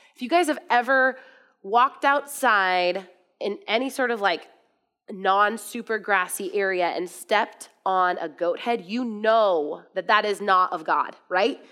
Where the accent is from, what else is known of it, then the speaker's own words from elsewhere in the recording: United States; I'm from America